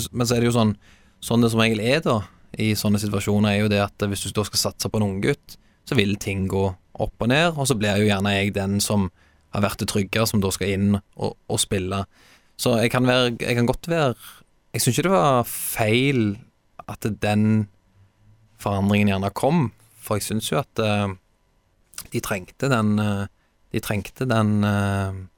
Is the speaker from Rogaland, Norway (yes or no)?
yes; Stavanger, Rogaland, Norway; also born or lived in Haugesund; jeg skal hjem, jeg skal spille for Viking